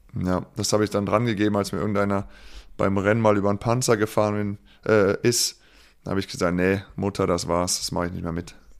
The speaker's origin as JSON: {"language": "German", "town": "Nümbrecht", "region": "North Rhine-Westphalia", "country": "Germany", "tie": "born or raised there", "also_born_or_lived": "Engelskirchen", "said": "in Niederbreidenbach bei Nümbrecht"}